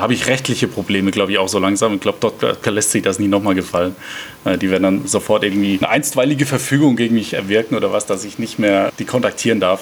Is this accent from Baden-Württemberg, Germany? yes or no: yes; Mannheim, Baden-Württemberg, Germany; Ich komme gebürtig aus Mannheim